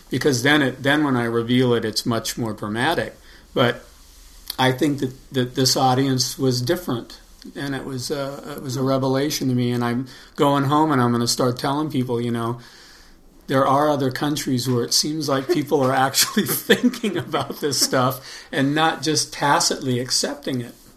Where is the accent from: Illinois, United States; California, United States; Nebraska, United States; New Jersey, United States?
California, United States; Los Angeles; I'm from uh, Los Angeles, and I grew up in Los Angeles